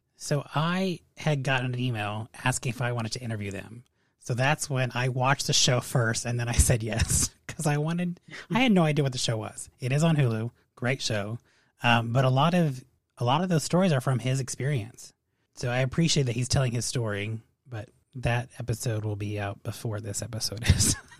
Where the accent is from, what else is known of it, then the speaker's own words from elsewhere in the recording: Las Vegas, Nevada, United States; I grew up in Vegas